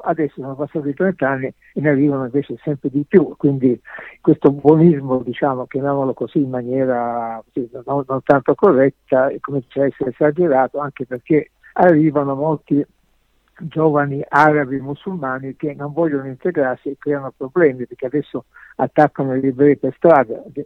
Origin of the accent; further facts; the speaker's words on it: Sicily, Italy; now in Germany; come siciliano